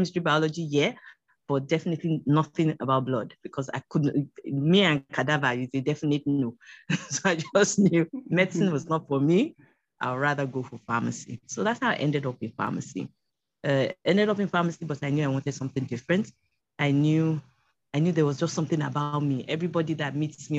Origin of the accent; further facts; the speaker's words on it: Lagos, Nigeria; also born or lived in Kogi State (Yagba West) / New Bussa / Ilorin; I'm from Kogi State, Yagba West. Both my parents are from Kogi. They're both late now. Basically started primary school here in Lagos